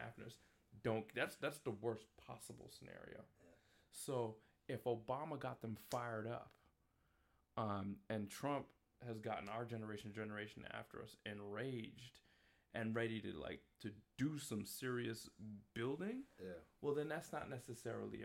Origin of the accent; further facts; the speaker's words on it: New York City, New York, United States; moved away as an adult; also born or lived in Washington, D.C.; now in Waterbury, United States; I grew up in Queens, New York, went to school in Manhattan